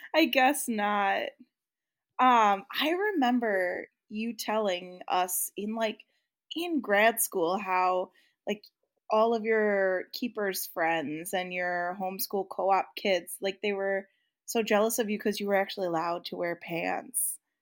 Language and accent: English; Midwest, United States; I grew up in the Midwest